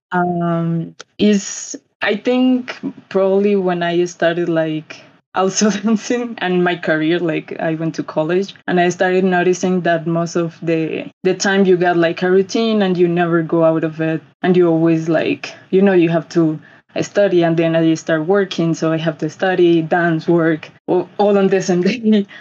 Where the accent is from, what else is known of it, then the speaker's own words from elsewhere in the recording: Bogota, Colombia; from Colombia, Bogota specifically.